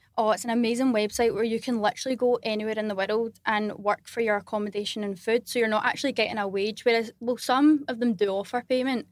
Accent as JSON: {"language": "English", "region": "Scotland", "country": "United Kingdom", "said": "I'm from Scotland."}